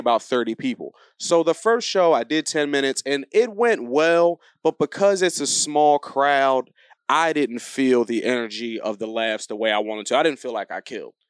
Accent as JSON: {"language": "English", "region": "New Jersey", "country": "United States", "moved": "yes", "said": "I'm from New Jersey. I flew home over the holidays"}